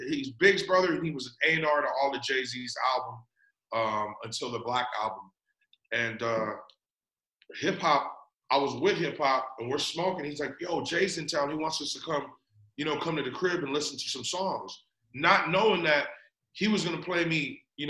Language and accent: English; Philippines; You know, I'm Filipino.